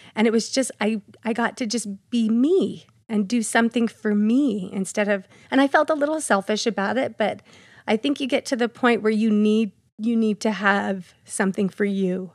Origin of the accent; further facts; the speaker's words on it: Payson, Utah, United States; also born or lived in American Fork, Utah; I grew up actually in Payson. I was born in Payson, and when I was twelve, my parents moved to American Fork